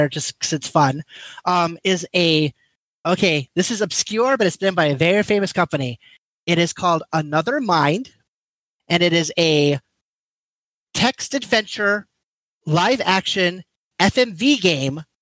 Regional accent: Japan; moved away; I grew up in Japan

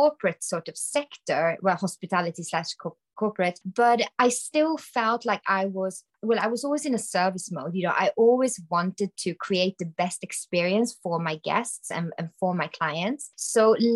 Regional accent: Sweden; I am from Sweden.

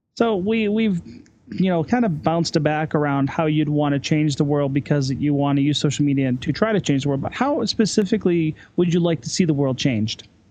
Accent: United States; also born or lived in Salt Lake City, Utah / Ireland; now in Denver, United States; as an American living in Europe

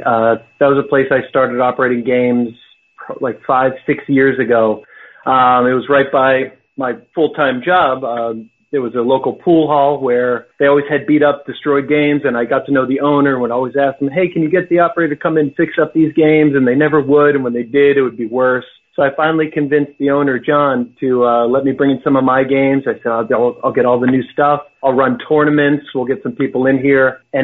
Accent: Massachusetts, United States; I grew up in Massachusetts, but I never got the Boston accent.

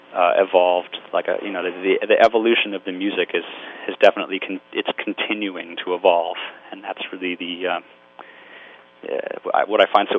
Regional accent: Glen Ridge, New Jersey, United States; I grew up in Glen Ridge, New Jersey, which is Essex County. I mean, it's like 15 miles, you know, to the Lincoln Tunnel.

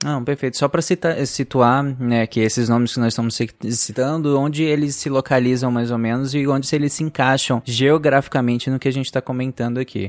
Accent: Pará, Brazil; Eu cresci no Pará, então eu, eu entrei em contato com muita mitologia indígena

